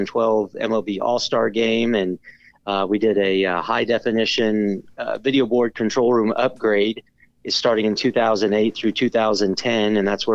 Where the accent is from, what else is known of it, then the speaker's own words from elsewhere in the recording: Leavenworth, Kansas, United States; the Kansas City Royals were kind of my hometown team. My dad was Army, so we moved all over the country, but ended up in the Midwest in Leavenworth, Kansas a couple different times, and family was from Iowa and Nebraska